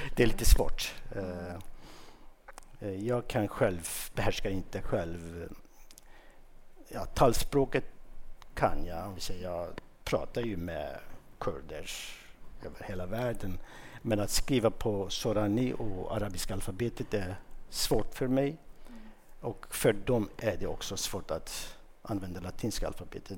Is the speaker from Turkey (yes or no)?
yes; Mardin, Turkey; first language Kurdish; Swedish is a second language; moved away as an adult; now in Sweden; i min hemstad, i, i Mardin